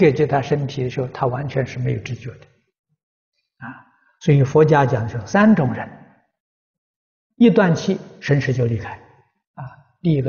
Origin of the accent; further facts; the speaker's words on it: China; 啊，我们中国人讲灵魂呢，走了没有？